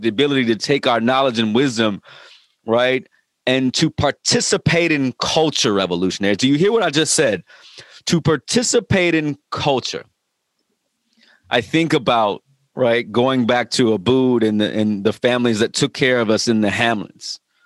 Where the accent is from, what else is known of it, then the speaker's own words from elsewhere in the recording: Virginia Beach, Virginia, United States; I just moved into a neighborhood here in Virginia Beach